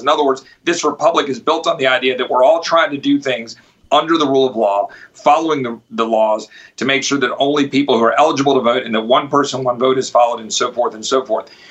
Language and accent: English; Texas, United States; I'm from Texas